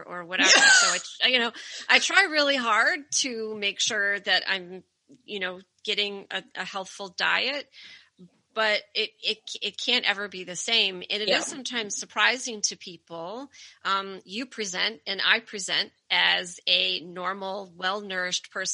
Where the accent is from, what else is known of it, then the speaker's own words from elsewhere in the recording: outside of Detroit, Michigan, United States; now in Connecticut, United States; I grew up outside of Detroit.